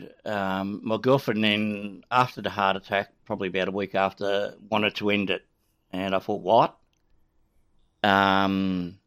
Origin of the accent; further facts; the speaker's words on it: Australia; accent: Australian; also born or lived in Canada; my Australian accent